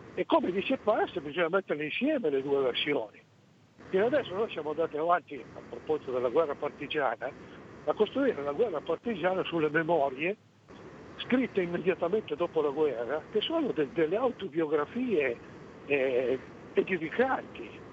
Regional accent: Piedmont, Italy; siamo piemontesi tutti e due, però tra il Piemonte suo e il Piemonte mio non c'è nemmeno parentela, perché il mio è il cosiddetto Piemonte Lombardo

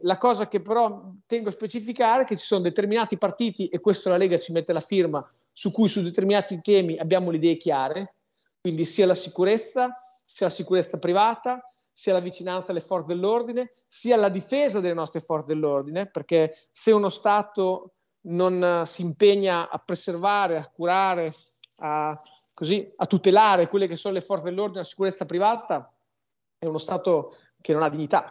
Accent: Emilia-Romagna, Italy; sono romagnolo

